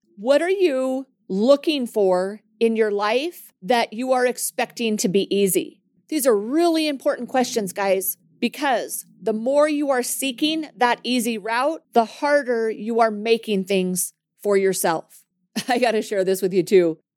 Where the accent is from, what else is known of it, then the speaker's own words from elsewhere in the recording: Montana, United States; I'm from Montana